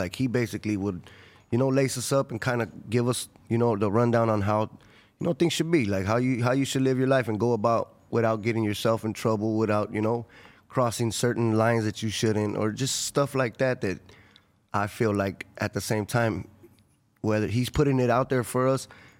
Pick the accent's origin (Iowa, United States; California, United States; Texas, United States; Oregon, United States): California, United States; Los Angeles; also born or lived in Inglewood; I'm from South LA, from Florence community, Florence district.